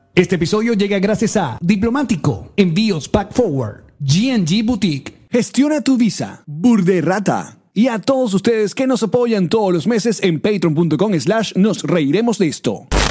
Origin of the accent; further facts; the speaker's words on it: Maracay, Aragua, Venezuela; yo soy de Maracay